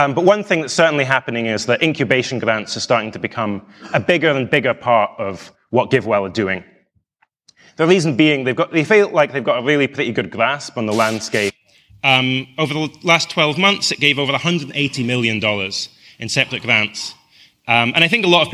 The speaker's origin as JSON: {"language": "English", "region": "Scotland", "country": "United Kingdom", "said": "I come from Scotland that has a population of 5 million."}